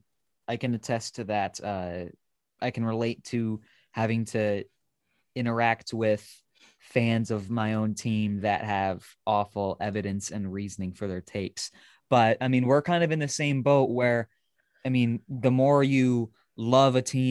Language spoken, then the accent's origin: English; Indianapolis, Indiana, United States; I'm from Indy, so I'm a Cardinal.